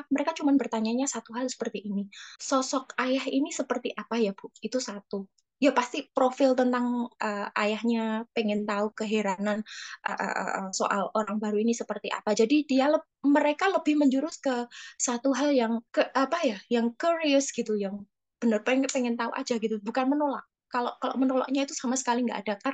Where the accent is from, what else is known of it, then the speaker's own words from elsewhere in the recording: Java, Indonesia; accent: Javanese (medok); Kalau orang Jawa itu maaf ya, aku nggak, aku memang medok ini.